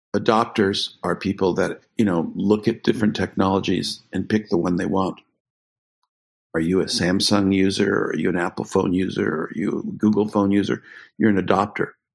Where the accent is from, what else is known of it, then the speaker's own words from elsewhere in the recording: Canada; I grew up in Canada